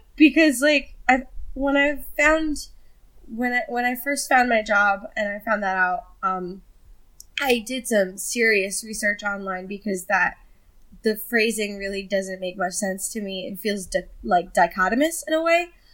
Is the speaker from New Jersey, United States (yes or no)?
yes; New Jersey, United States; I'm from New Jersey